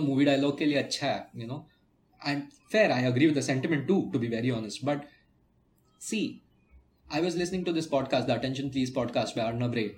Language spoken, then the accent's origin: English; India